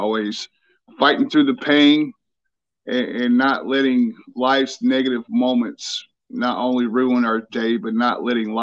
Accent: Malden, South Carolina, United States; Grew up in Malden, South Carolina

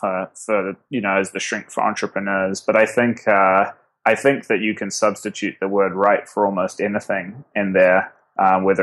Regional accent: Auckland, New Zealand; moved away as an adult; now in New York, United States; I actually grew up in the biggest city, sort of right in the center of the biggest city in New Zealand

